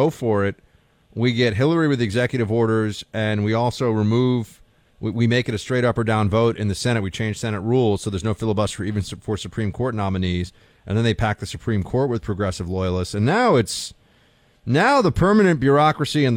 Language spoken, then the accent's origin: English; New York City, New York, United States; I'm a Yankee from New York City